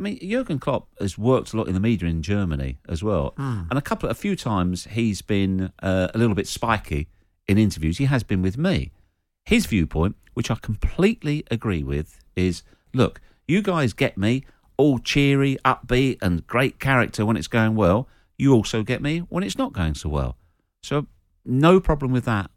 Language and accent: English; St Albans, East of England, United Kingdom; my hometown of St Albans